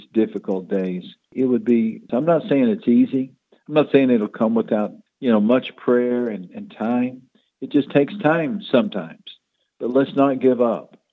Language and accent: English; Odessa Midland area, Texas, United States; I grew up in the Odessa Midland area